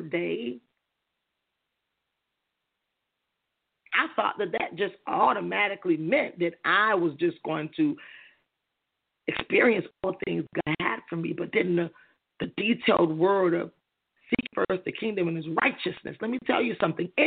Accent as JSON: {"language": "English", "country": "United States", "tie": "born or raised there", "said": "born and raised in America"}